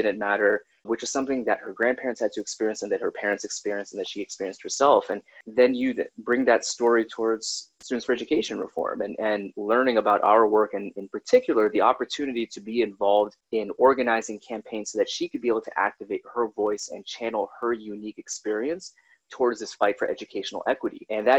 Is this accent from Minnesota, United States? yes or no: yes; Minnesota, United States; born there; So they went to Alaska, went to New York, that's where both of my sisters were born. I was born in Minnesota. We went to Atlanta. We went to Washington State.